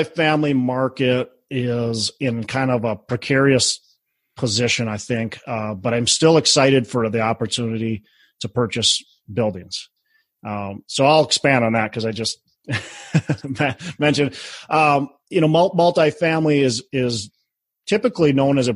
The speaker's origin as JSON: {"language": "English", "town": "Minneapolis", "region": "Minnesota", "country": "United States", "tie": "born or raised there", "said": "my hometown, Minneapolis"}